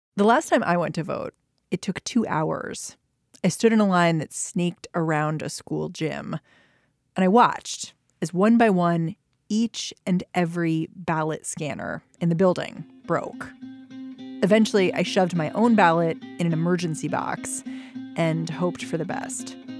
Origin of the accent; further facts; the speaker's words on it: Maryland, United States; I grew up in Maryland